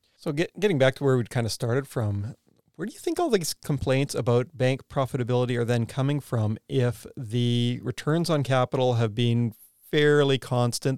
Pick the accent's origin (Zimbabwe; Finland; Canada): Canada; moved away as an adult; also born or lived in United States; now in New Zealand; I'm Canadian, go to grad school in the U S